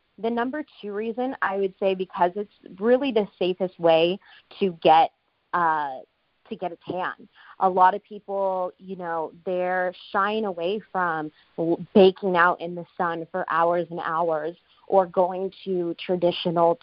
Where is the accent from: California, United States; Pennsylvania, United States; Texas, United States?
California, United States; Southern; moved away as an adult; now in Phoenix, United States; my hometown in Southern California